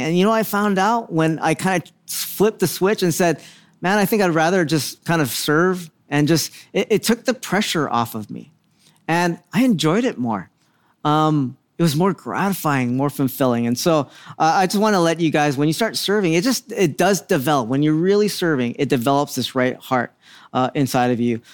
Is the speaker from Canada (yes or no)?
no; Philippines; I'm Filipino